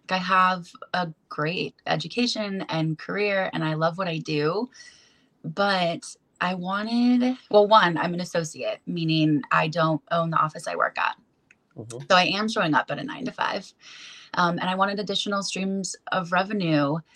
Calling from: Olympia, Washington, United States; Olympia, Washington.

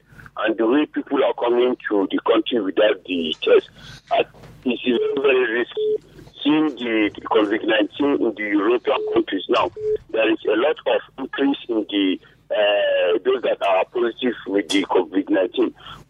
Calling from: Nigeria; I'm calling from Teacher and Teacher Junction.

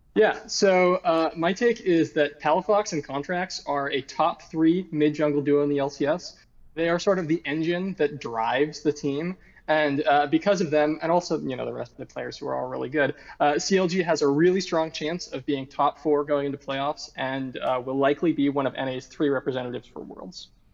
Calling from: Seattle, Washington, United States; I'm also calling from Seattle

